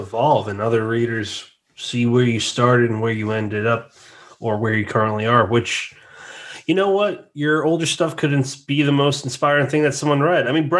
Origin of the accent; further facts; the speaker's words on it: New England, United States; now in New Jersey, United States; I'm from New England and I live in Jersey now.